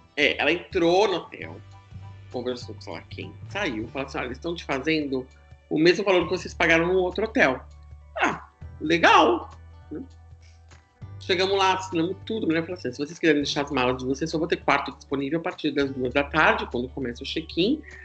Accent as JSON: {"language": "Portuguese", "country": "Brazil", "said": "a gente é do Brasil"}